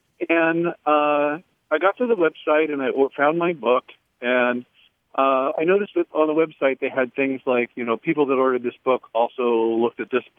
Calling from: Noblesville, Indiana, United States; I'm calling from Nobleville, Indiana.

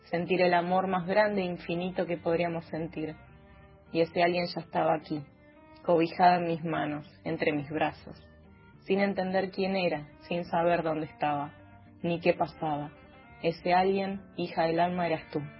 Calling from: Banfield, Buenos Aires Province, Argentina

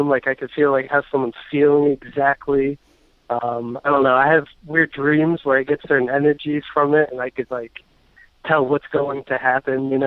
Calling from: New York, United States; Hey, I'm from New York.

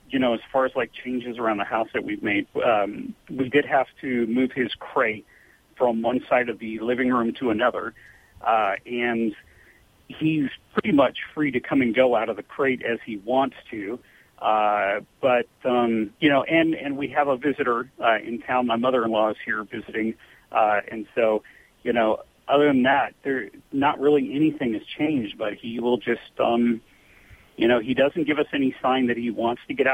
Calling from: Alpine, California, United States; Uh, Alpine, California.

